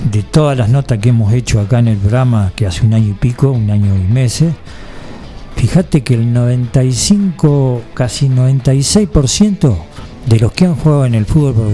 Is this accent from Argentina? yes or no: yes; Buenos Aires, Argentina; y soy de Buenos Aires.